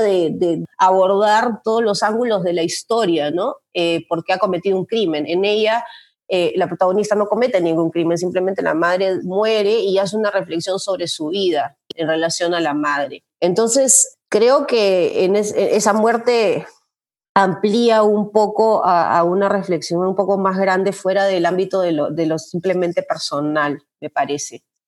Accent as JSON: {"language": "Spanish", "region": "Lima", "country": "Peru", "tie": "born or raised there", "also_born_or_lived": "Cusco, Peru", "moved": "as an adult", "lives_now": "Illinois, United States", "said": "yo soy de Lima, ¿no? He vivido hasta los... Eh, 24, 25 años que fui a vivir a Cusco, un año, he vivido en Lima, viví en Lima toda mi vida"}